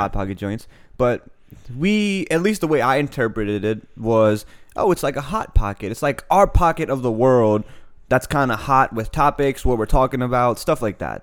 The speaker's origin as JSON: {"language": "English", "town": "Annapolis", "region": "Maryland", "country": "United States", "tie": "born or raised there", "also_born_or_lived": "Pakistan / England / France / Saudi Arabia", "said": "I grew up in Annapolis"}